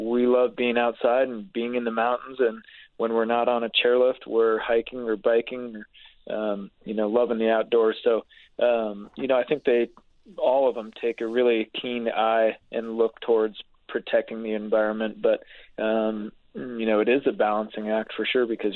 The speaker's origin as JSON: {"language": "English", "region": "Utah", "country": "United States", "tie": "born or raised there", "said": "I grew up skiing in Utah, so I hopped on a bus at Foothill Village and rode it up to Solitude on the weekend."}